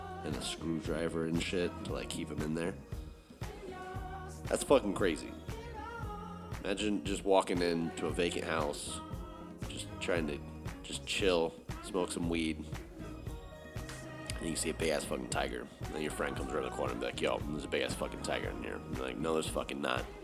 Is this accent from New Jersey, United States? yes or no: no; Texas, United States; moved away; out of Houston, my home state. I don't live in Houston, but it is out of Texas.